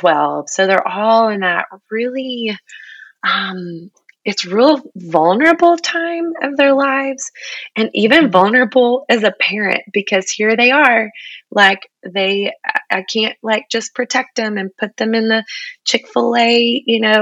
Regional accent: Texas, United States; I'm a Texan through and through

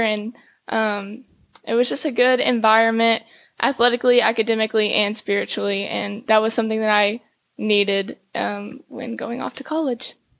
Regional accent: Cuero, Texas, United States; also born or lived in Plano, Texas; I was born in Plano, Texas, but I grew up in Cuero, Texas, small town, South Texas.

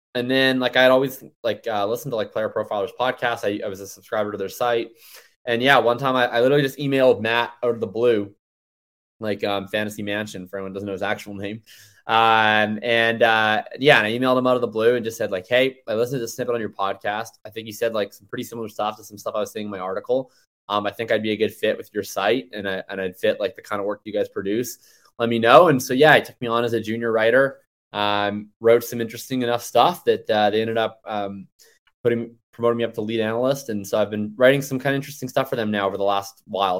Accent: Canada; I'm Canadian

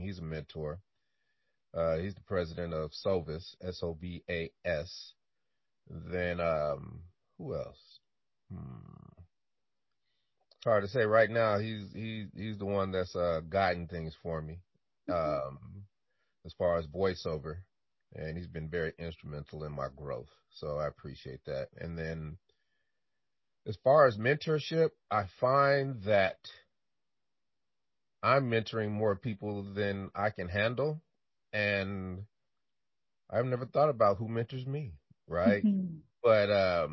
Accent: Denver, Colorado, United States; also born or lived in Chicago, Illinois; I was born in Chicago, Illinois, moved to Denver, Colorado when I was 4 years old and had a wonderful childhood

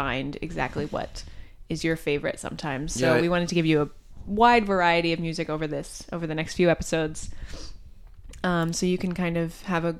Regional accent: Champaign, Illinois, United States; I play the cello, and I'm from Champaign, Illinois.

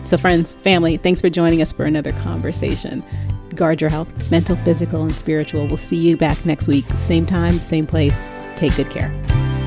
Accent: Bay Area, California, United States; also born or lived in New York / Dallas suburbs; now in Dallas, United States; growing up in the Bay Area

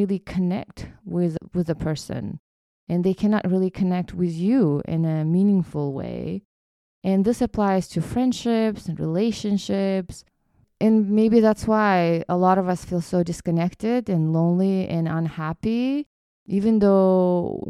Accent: Kyrgyzstan; moved away; me growing up in Kyrgyzstan

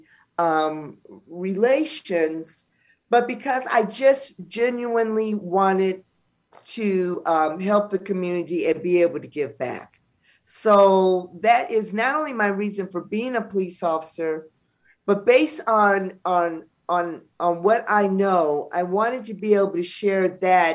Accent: Los Angeles, California, United States; we're from South Central LA, being African-American

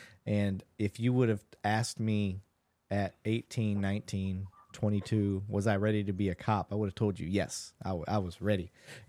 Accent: Flint, Michigan, United States; moved away as an adult; also born or lived in Saginaw; now in Texas, United States; I'm actually from Flint. That's where I was born and raised. I was actually a cop up in Saginaw for a little bit, okay. Then got down into to Texas.

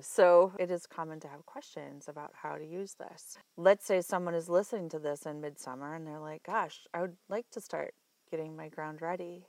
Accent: Iowa, United States; moved away; also born or lived in Colorado; I'm from Iowa originally

